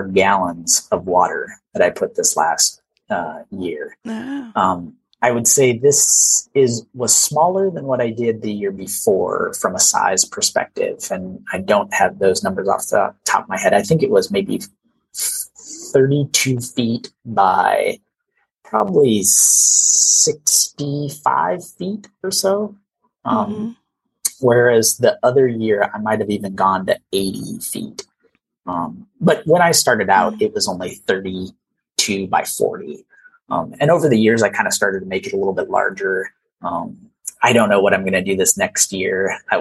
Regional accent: Iowa, United States; moved away; I grew up in Iowa

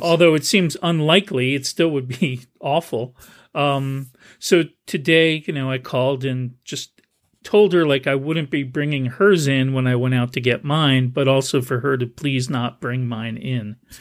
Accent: New Jersey, United States; now in San Jose, United States; where I grew up in New Jersey

